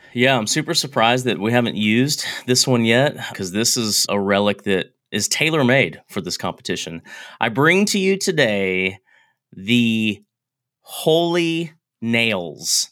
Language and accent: English; United States; I'm American